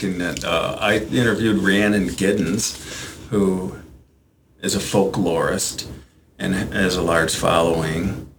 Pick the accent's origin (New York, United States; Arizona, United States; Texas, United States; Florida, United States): New York, United States; Chautauqua County; I'm from Chautauqua County